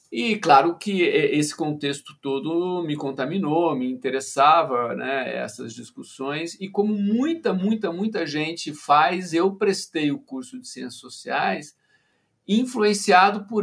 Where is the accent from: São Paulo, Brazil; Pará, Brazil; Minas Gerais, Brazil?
São Paulo, Brazil; Ribeirão Preto; also born or lived in Campinas; eu sou de Ribeirão Preto, que é uma cidade a uns 300 quilômetros, 200 e poucos quilômetros de Campinas. E em Ribeirão Preto eu tinha uma vida, enfim, de, de, menino do interior de São Paulo, né?